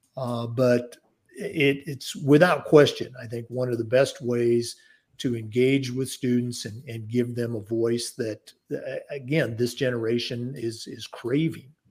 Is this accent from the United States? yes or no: yes; Oregon, United States; growing up in the Pacific Northwest, uh, born and raised in Oregon